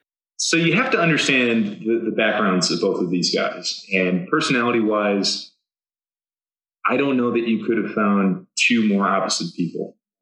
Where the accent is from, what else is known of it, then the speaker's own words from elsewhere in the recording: Southeast, United States; growing up in the Southeast, Georgia Tech is a pretty obvious place to aspire to for engineering.